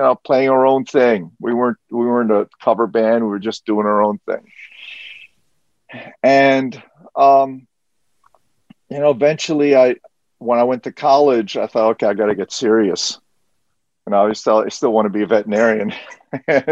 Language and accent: English; New York City, New York, United States; also born or lived in France / Catskills; I am a native New Yorker